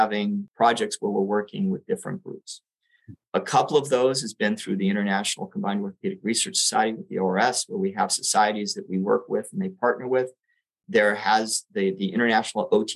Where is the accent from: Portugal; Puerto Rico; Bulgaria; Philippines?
Puerto Rico; now in San Francisco, United States; I grew up in Puerto Rico